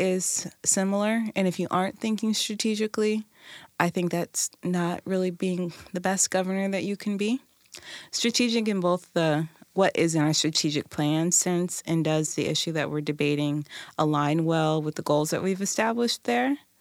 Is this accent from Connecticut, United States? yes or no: no; Tacoma, Washington, United States; community member, born and raised in Tacoma